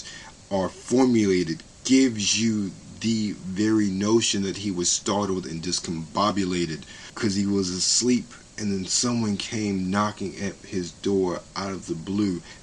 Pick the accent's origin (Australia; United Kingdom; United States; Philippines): United States; Baltimore, Maryland; I grew up in Baltimore City